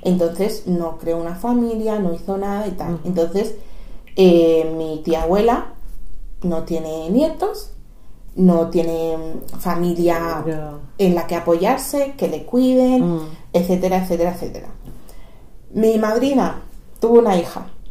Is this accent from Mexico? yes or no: no; Equatorial Guinea; now in Spain; soy de Guinea Ecuatorial